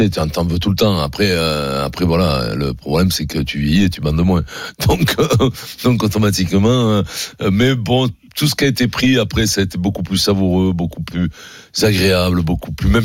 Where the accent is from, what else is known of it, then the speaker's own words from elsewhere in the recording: Paris, Île-de-France, France; born there; Oui, je suis né à Paris.